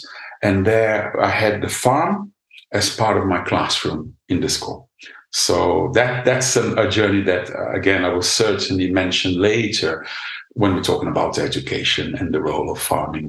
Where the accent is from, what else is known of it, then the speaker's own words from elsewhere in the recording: São Paulo, Brazil; now in Berkshire, United Kingdom; I was born in São Paulo, which is, as you know, it's a sort of major, massive city.